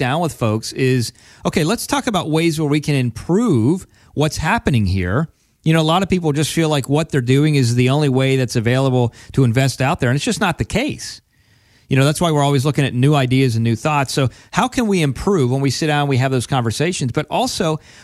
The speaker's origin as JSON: {"language": "English", "region": "Pennsylvania", "country": "United States", "tie": "born or raised there", "said": "I grew up from in Penn State land"}